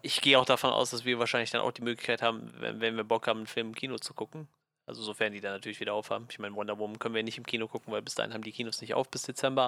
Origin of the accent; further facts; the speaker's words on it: Germany; bei uns in Deutschland